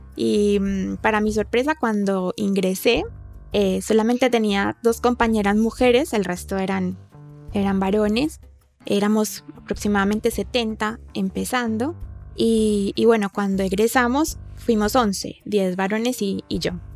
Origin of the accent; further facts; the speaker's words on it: Colombia; yo soy de Colombia